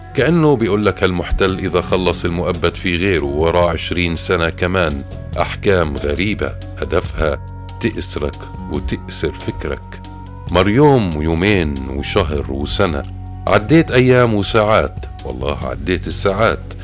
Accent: Palestine; بيننا كفلسطينيين

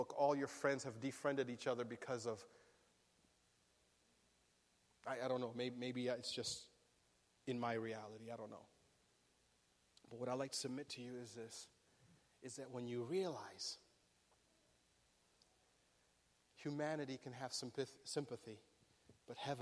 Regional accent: Berrien Springs, Michigan, United States; now in Riverside, United States; I grew up in Bering Springs

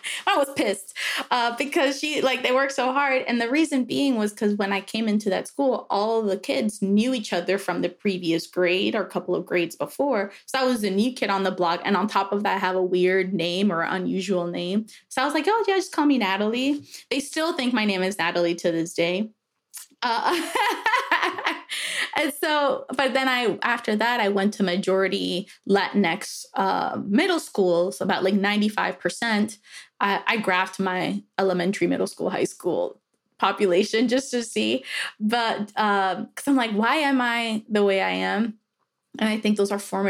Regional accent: New York City, New York, United States; moved away as an adult; also born or lived in Dominican Republic / Miami; now in Pittsburgh, United States; I'm originally from New York City, actually Dominican Republic. My mom flew to Miami so I could be a natural born citizen and then flew back to Dominican Republic before we moved to New York

